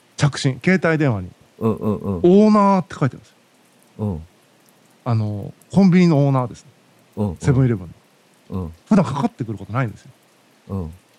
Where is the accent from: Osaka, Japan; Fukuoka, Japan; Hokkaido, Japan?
Fukuoka, Japan; Tagawa; moved away; まだ僕田川に当時いて、うん、まあ、田川出身なんですけども福岡県の